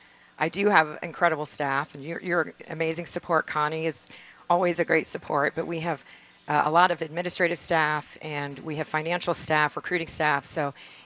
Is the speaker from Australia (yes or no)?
no; England, United Kingdom; moved away; My dad brought us to this country. We're actually from England originally